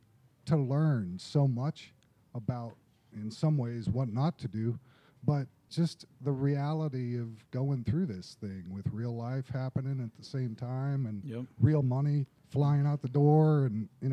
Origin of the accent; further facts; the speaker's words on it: West Tennessee, United States; I'm from West Tennessee.